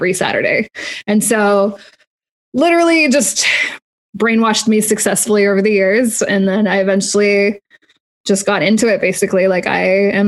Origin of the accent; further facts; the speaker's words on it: Canada; moved away; I'm originally from Canada.